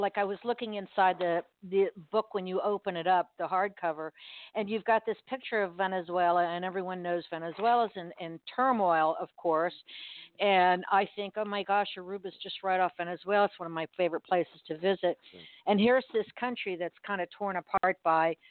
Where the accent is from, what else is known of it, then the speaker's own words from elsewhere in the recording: Miami, Florida, United States; I'm originally from Miami